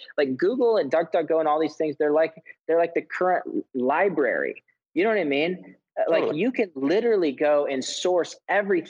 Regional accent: Texas, United States; moved away as an adult; also born or lived in Kansas City; my growing up in Texas, growing up in a right-wing family

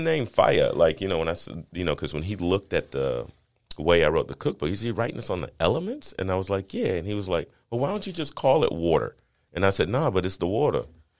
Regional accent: Georgia, United States; And I was like, Georgia.

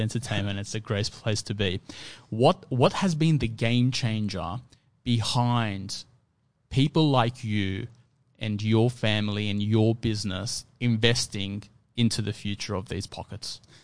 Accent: Sydney, New South Wales, Australia; I grew up in Fairfield

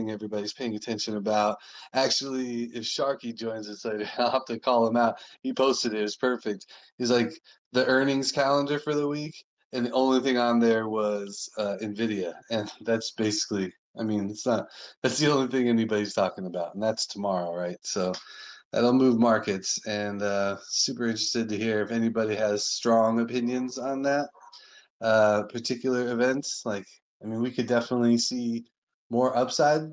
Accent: Sonoran Southwest, United States; I was born and raised in the Sonoran Southwest

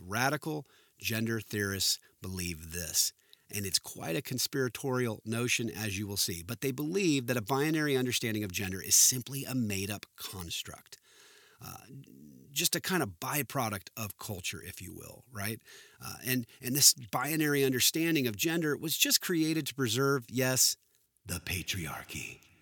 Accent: Southern California, United States; I grew up in Southern California

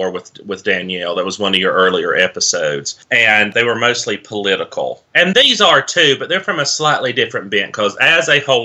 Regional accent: Appalachia, United States; I'm from Appalachia

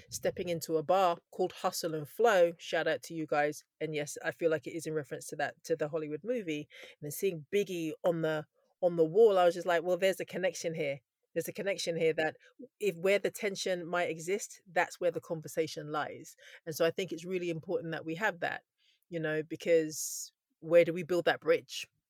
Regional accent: Scotland, United Kingdom; I was born in Scotland. My mum is from Takoredi, which is in Ghana, both my parents are from Ghana

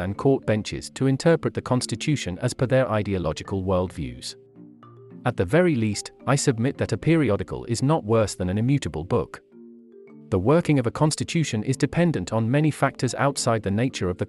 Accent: India; As an Indian observer

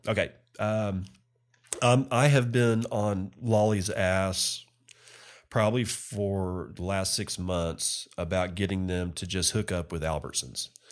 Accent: United States; as an American

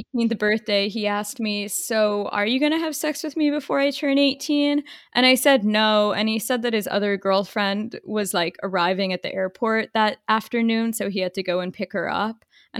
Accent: Boca Raton, Florida, United States; default, it was growing up in Boca.

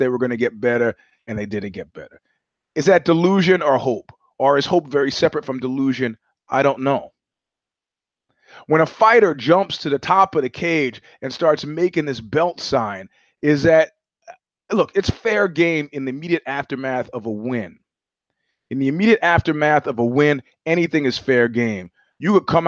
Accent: New York, United States; moved away; as a New Yorker

